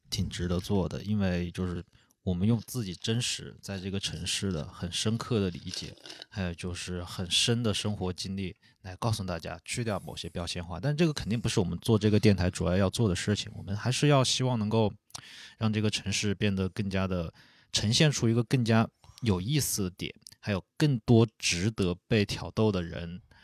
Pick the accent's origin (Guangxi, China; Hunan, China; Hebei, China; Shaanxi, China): Hunan, China; Changsha; also born or lived in Italy; 我也是长沙人